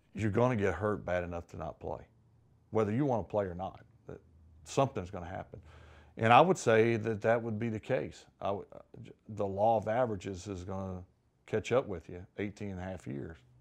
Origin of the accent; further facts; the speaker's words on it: Mississippi, United States; growing up in Mississippi